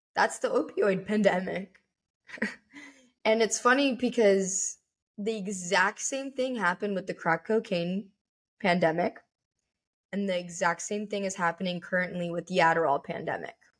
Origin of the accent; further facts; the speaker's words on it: United States; I wanna be labeled as an American